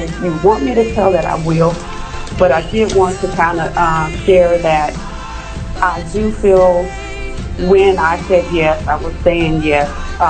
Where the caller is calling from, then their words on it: Arlington, Texas, United States; I'm calling from Arlington, Texas.